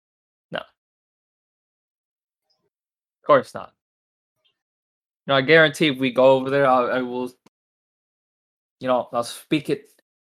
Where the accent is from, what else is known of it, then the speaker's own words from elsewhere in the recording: Japan; You know, you know, I'm Japanese.